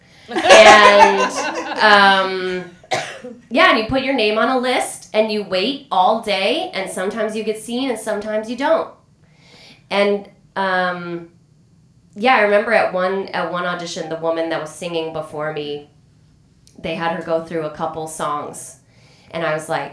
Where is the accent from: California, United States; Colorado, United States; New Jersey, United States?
Colorado, United States; Denver; moved away as an adult; also born or lived in New York; I'm from Denver and it's a beautiful place